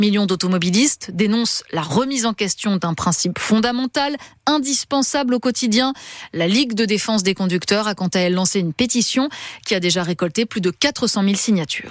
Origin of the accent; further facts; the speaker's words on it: France; Chez nous, en France